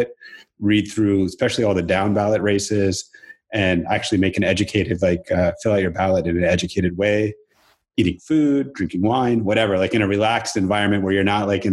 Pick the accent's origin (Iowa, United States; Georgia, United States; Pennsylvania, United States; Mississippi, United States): Georgia, United States; Atlanta; moved away as an adult; also born or lived in California; now in Portland, United States; I grew up in Atlanta and then left when I was 23